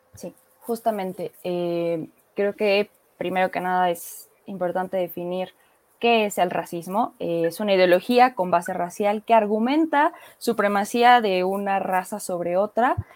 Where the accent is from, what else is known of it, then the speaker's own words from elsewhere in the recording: Mexico; aquí en México